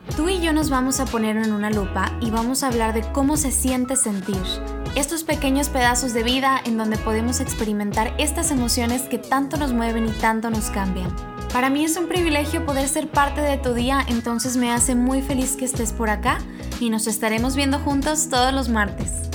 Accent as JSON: {"language": "Spanish", "country": "Mexico", "said": "soy mexicana"}